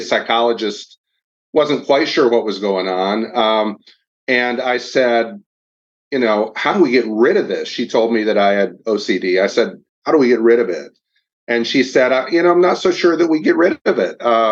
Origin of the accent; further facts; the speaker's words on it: Kalamazoo, Michigan, United States; moved away as an adult; now in Nashville, United States; I'm from Kalamazoo, Michigan, so a little north of your hometown